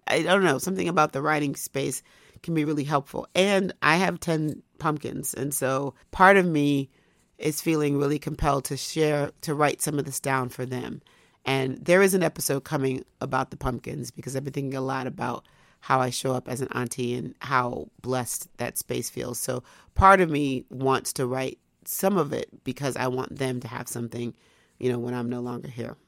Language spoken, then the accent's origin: English; United States; as an American